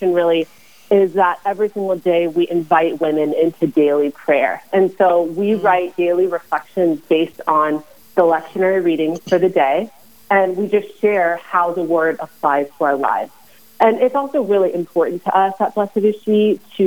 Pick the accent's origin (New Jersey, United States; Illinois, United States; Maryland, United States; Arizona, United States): Arizona, United States; we hail from Arizona